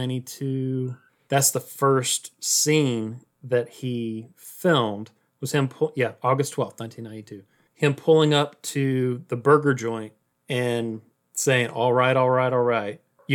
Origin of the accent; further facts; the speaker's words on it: Austin, Texas, United States; I think we're all from Austin.